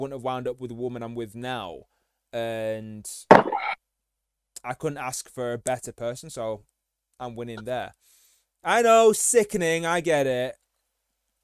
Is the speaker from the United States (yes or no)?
no; the north of England, United Kingdom; we're both from the North.